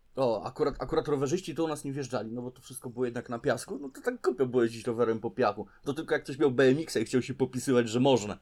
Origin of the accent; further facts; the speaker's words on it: Toruń, Kuyavian-Pomeranian Voivodeship, Poland; u nas w Toruniu